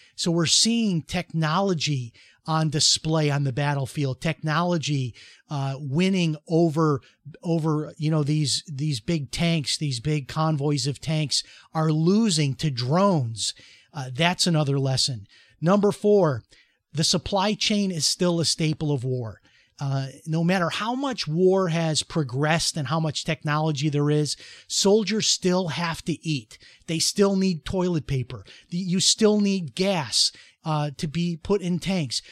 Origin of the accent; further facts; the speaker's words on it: Chicago, Illinois, United States; moved away as an adult; also born or lived in Dallas, Texas; now in Florida, United States; when I was growing up in Chicago